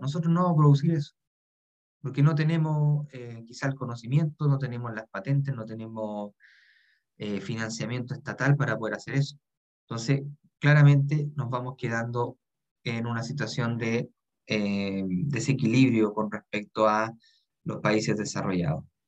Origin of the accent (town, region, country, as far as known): Chile